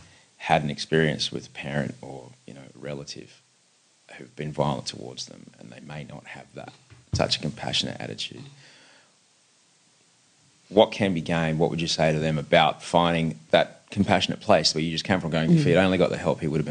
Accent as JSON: {"language": "English", "town": "Brisbane", "region": "Queensland", "country": "Australia", "tie": "born or raised there", "said": "as a kid growing up in Brisbane"}